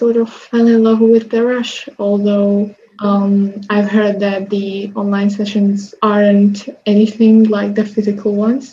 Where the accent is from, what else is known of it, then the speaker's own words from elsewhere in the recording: Slovakia; I come from Slovakia